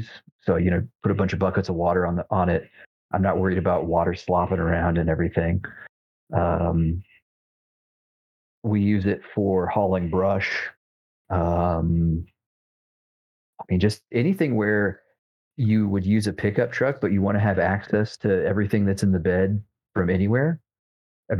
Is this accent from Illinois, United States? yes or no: yes; Illinois, United States; moved away; he and I grew up together in Illinois